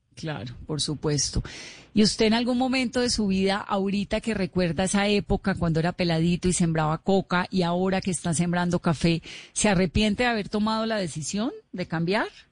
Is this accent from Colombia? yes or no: yes; Colombia